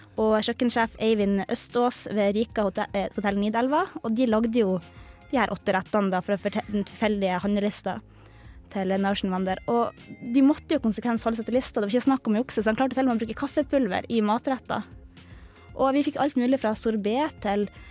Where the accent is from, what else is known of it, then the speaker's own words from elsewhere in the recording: Harstad, Troms, Norway; now in Trondheim, Norway; min hjemby Harstad